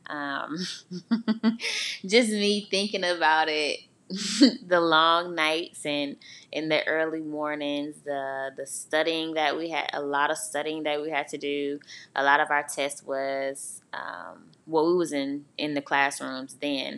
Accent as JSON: {"language": "English", "town": "Augusta", "region": "Georgia", "country": "United States", "also_born_or_lived": "Albany, Georgia", "moved": "as an adult", "said": "I'm from Augusta"}